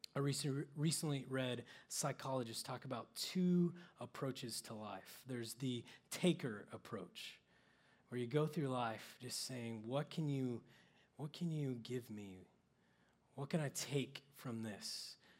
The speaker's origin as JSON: {"language": "English", "region": "Oklahoma", "country": "United States", "tie": "born or raised there", "said": "I grew up in Oklahoma where there's no lights and really no cities to speak"}